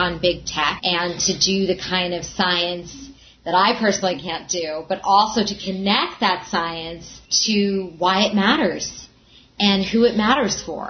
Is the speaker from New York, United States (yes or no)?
yes; New York, United States; I'm a New Yorker